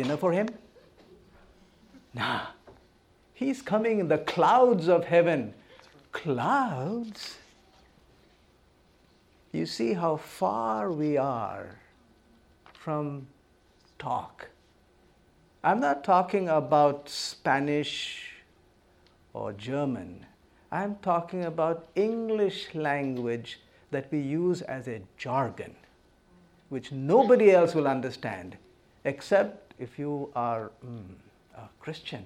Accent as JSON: {"language": "English", "country": "India", "tie": "born or raised there", "said": "born and brought up in India, land of tremendous diversity."}